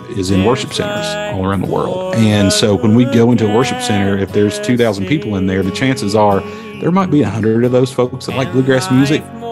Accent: Princeton, West Virginia, United States; also born or lived in Bluefield, West Virginia; I'm born and raised in Appalachia, down in southern West Virginia. Grew up in Princeton, West Virginia

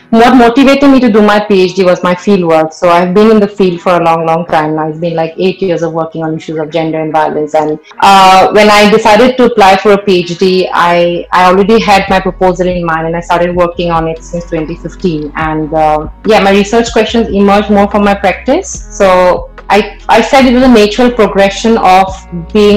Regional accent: Assam, India; I grew up in Assam and my parents are working class.

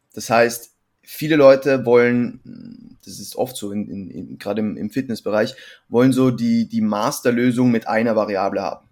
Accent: Switzerland; now in Vienna, Austria; ich bin ursprünglich aus der Schweiz, wohne mittlerweile in Wien

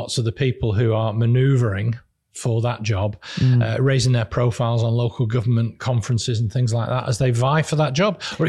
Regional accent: Marple, North West England, United Kingdom; where I live in my hometown of Marple.

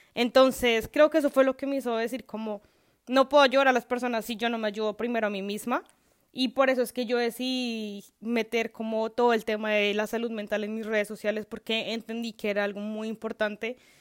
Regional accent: Colombia; moved away as an adult; now in Canada; yo estaba bien en mi país, o sea, no no de la mejor forma económicamente, porque vivir en Colombia es muy complicado

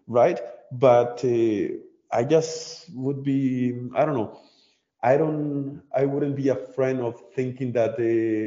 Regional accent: Colombia; now in Germany; I'm from Colombia

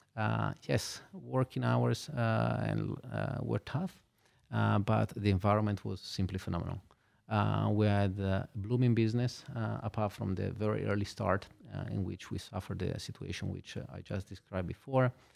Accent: Genoa, Liguria, Italy; moved away as an adult; also born or lived in Milan / London / Hong Kong; now in Luxembourg; I was born in Genova. I spent there, uh, my childhood and all the way up until I finished university

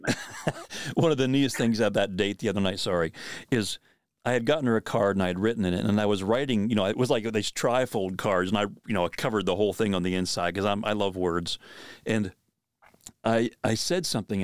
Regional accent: Pennsylvania, United States; moved away; back where I grew up in Pennsylvania

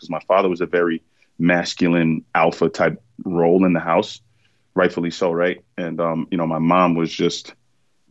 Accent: New York City, New York, United States; I was born in Bronx, New York

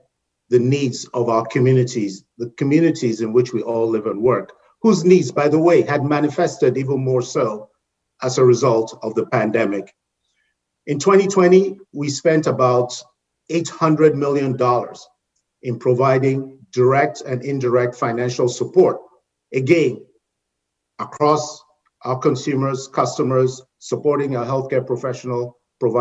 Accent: Nigeria; moved away as an adult; also born or lived in United Kingdom / Caribbean; now in North Carolina, United States; So I'm originally from Nigeria in West Africa

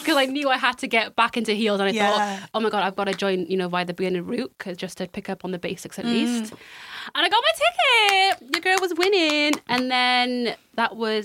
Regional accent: Cardiff, Wales, United Kingdom; So I am from Cardiff and have lived in Cardiff all my life

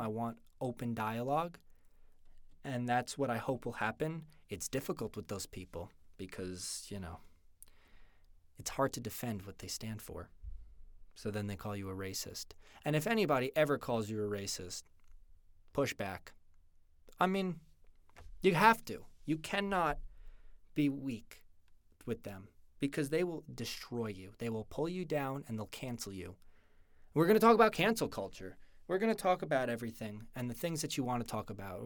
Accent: just outside New York City, United States; moved away as an adult; now in Utah, United States; I was born in New York, just outside New York City, and that's where I grew up my entire childhood

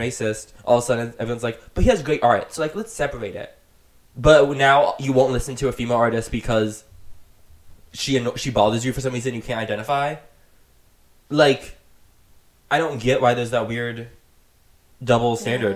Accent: Florida, United States; I'd be like, Florida

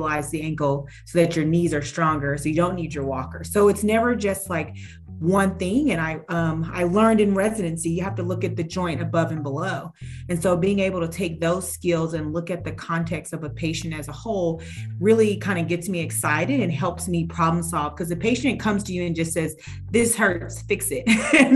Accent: Houston, Texas, United States; moved away; growing up in Houston for a bit

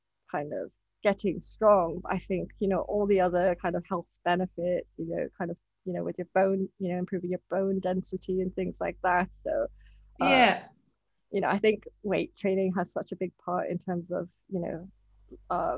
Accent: Hong Kong; moved away as an adult; now in United Kingdom; I'm Japanese and I was born and brought up in Hong Kong. And I moved to the UK when I was 18.

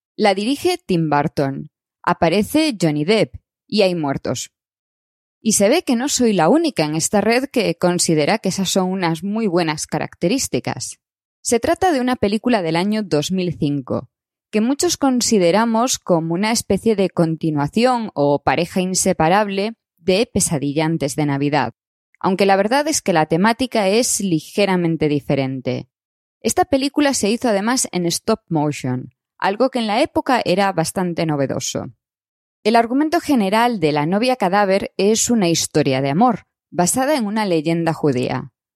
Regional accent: Galicia, Spain; como gallega que soy

